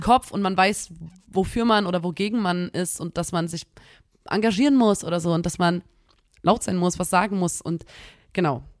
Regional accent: Chemnitz, Saxony, Germany; wir kommen aus Chemnitz

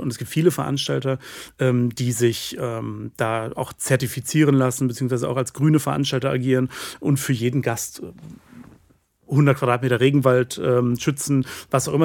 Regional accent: West Germany, Germany; muss ich als Wessi ja wahrscheinlich so sagen

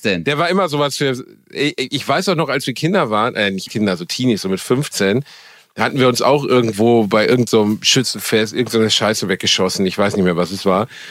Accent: Gelsenkirchen, North Rhine-Westphalia, Germany; moved away as an adult; also born or lived in Dortmund / Osnabrück; ich bin halt in einem Moloch aufgewachsen. So. Gelsenkirchen ist einfach ist nicht schön gewesen, gar nicht

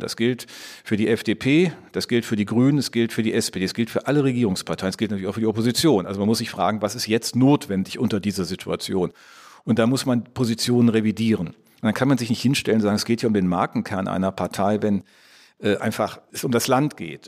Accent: Rhineland, Germany; als gebürtiger Rheinländer

